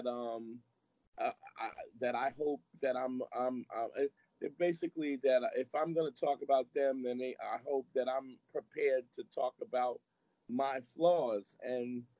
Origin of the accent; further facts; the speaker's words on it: New York City, New York, United States; I grew up at a time when Brooklyn was real